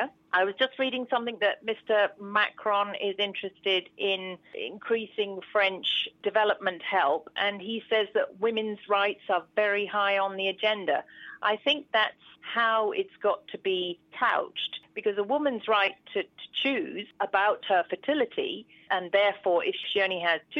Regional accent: United Kingdom; moved away as an adult; I'm a British gynaecologist, but I have worked abroad since I was 30. I'm now in my middle 50s.

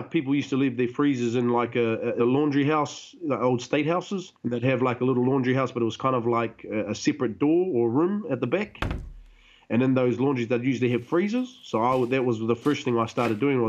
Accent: Hawke's Bay, New Zealand; I was raised in the Hawke's Bay

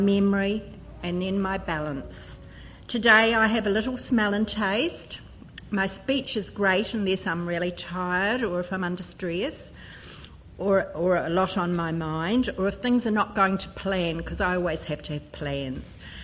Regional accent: Christchurch, Canterbury, New Zealand; I come from Christchurch

